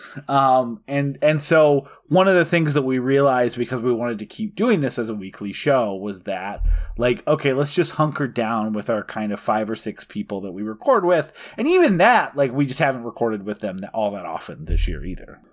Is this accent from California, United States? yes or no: no; North Dakota, United States; I'm from North Dakota for most of my life.